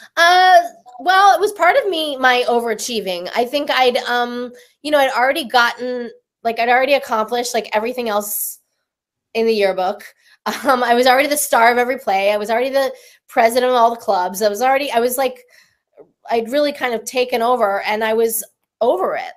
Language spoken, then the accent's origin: English; Denver, Colorado, United States; moved away as an adult; also born or lived in Taos, New Mexico; now in Los Angeles, United States; I'm from Denver